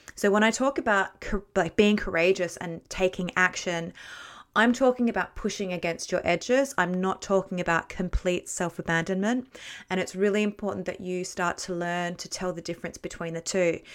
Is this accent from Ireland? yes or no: no; Australia; moved away as an adult; also born or lived in Bradford, West Yorkshire / London; I'm Australian, so my working experience was Australia and then Bradford in the, in West Yorkshire